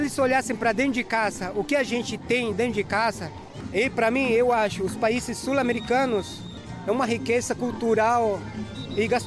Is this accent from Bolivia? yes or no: yes; Bolivia; Portuguese is a second language; now in Brazil; Eu, por exemplo, que eu nasci lá, eu, meu sonho é retornar lá. Eu não nasci brasileiro, mas fiz do Brasil a minha casa, então eu fico dividido.